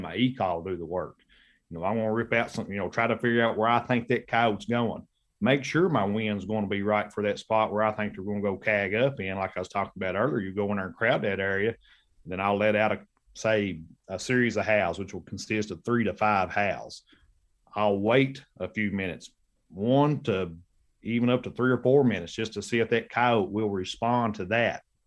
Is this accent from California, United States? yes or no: no; Kentucky, United States; I headed back to Kentucky, my home state